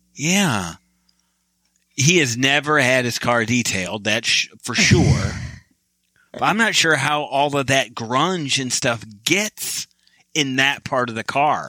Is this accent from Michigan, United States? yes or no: yes; Michigan, United States; I'm from Michigan